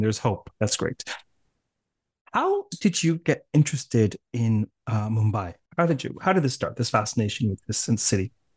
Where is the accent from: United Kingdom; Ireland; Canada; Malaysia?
Canada; accent: Canadian; my impoverished Canadian accent